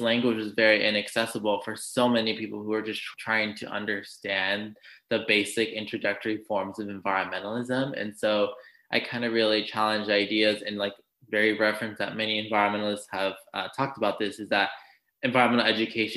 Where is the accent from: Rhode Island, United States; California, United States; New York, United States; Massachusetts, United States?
California, United States; Los Angeles; I grew up in Los Angeles, California, and my parents had immigrated from Mexico in the 1980s